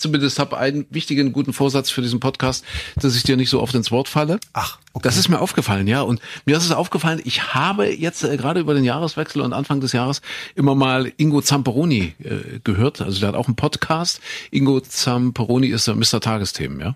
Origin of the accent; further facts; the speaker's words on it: Köthen, Saxony-Anhalt, Germany; moved away; In Köthen in Sachsen-Anhalt, da bin ich geboren